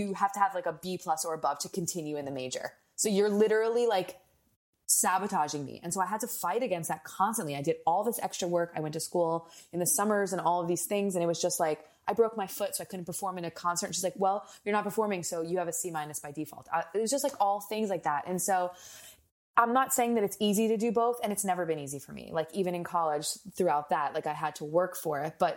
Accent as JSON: {"language": "English", "region": "New Jersey", "country": "United States", "tie": "born or raised there", "said": "I grew up in New Jersey"}